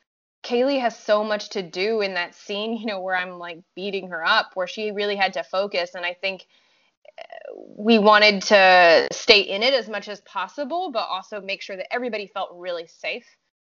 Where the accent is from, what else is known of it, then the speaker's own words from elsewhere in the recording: France; English is a second language; I'm from France, so I'm already familiar with having to like make myself sound, I mean, I'm French and American, but my accent when I first moved here was a little bit more choppy than it is now.